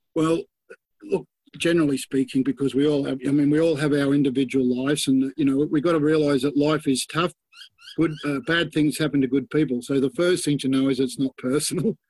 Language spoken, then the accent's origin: English; Sydney, New South Wales, Australia; I grew up in Balmain, plenty of crooks around Balmain.